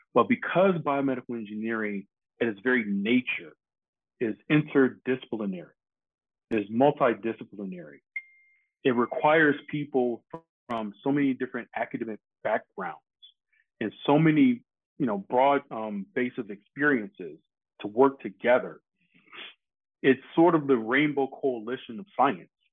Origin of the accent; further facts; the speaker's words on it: Detroit, Michigan, United States; moved away; growing up in Detroit, I grew up as Motown had was kind of winding down his presence in Detroit